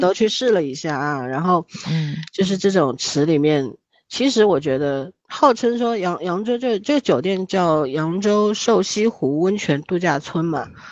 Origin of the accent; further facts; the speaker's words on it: Shanghai, China; 我在上海生活了这么多年，土生土长上海人